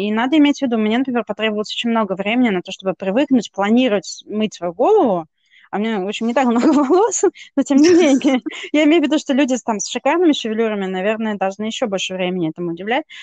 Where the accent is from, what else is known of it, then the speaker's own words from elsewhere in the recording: Russia; я из России